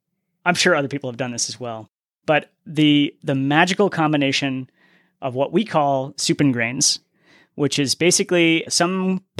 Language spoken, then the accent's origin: English; New England, United States; And I'm from New England, so I've seen the New England foliage and how awesome that can be.